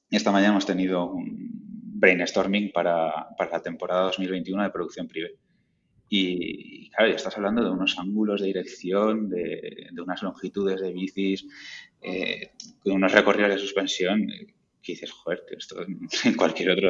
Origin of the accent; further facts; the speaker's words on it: Valencia, Valencian Community, Spain; now in Elche, Spain; De, yo soy de Valencia, eh, me fui a vivir a, Elche, a Alicante